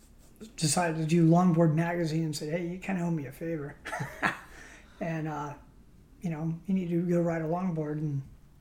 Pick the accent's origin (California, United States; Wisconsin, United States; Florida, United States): California, United States; San Clemente; I'm from San Clemente.